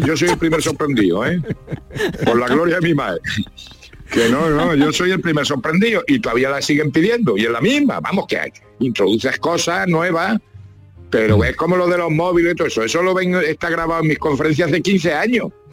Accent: La Mancha, Spain; yo soy manchego

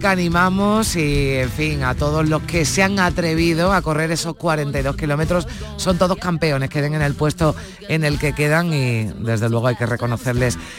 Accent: Ecuador; now in Madrid, Spain; Somos de Ecuador y pues nada, residimos en Madrid, pero le ha hecho ilusión venir a Sevilla

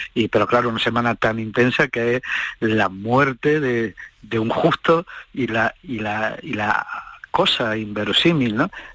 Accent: Andalusia, Spain; en mi pueblo, yo soy de Uber

